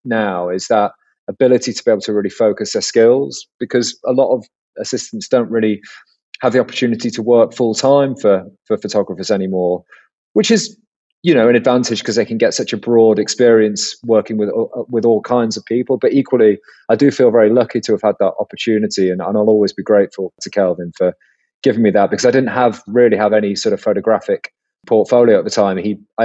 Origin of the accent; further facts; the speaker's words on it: Cheshire, North West England, United Kingdom; moved away as an adult; now in London, United Kingdom; I grew up in Cheshire in the northwest of England